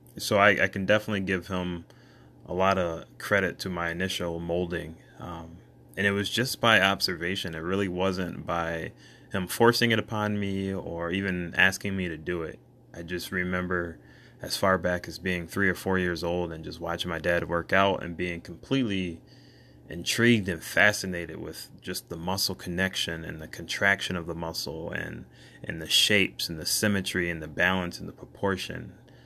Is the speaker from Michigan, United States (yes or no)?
yes; Michigan, United States; also born or lived in Bronxville, New York; I was born in New York, Bronxville, New York, to a mother and father whom I love dearly. I have two older sisters, and between the two of them, I have six nieces and nephews, three nieces and three nephews. When I was about 5 years old, we relocated to Michigan, where I reside currently.